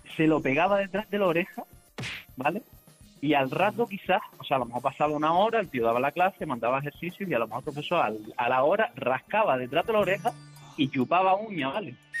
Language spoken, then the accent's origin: Spanish; Canary Islands, Spain; en Canarias también somos famosos